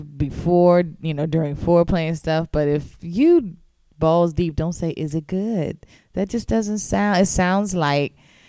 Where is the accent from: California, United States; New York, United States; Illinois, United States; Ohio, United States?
California, United States; I grew up in California